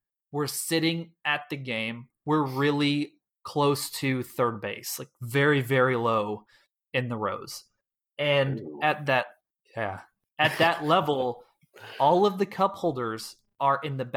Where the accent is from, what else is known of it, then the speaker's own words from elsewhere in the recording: the Metroplex, Texas, United States; also born or lived in Houston area, Texas; now in Houston, United States; we grew up in the Metroplex